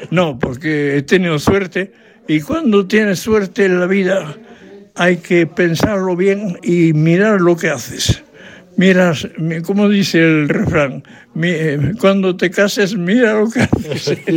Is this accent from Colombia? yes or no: no; France; Spanish is a second language; yo soy francés. Esto está bien claro.